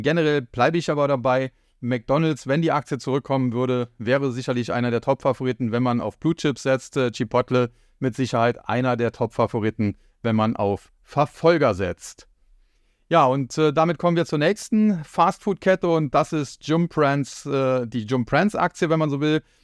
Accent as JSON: {"language": "German", "country": "Germany"}